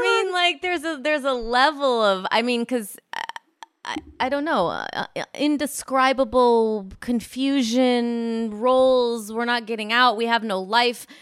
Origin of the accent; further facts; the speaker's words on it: Illinois, United States; moved away; I'm from Illinois, and I'm similar to Rockford, Illinois, like Midwest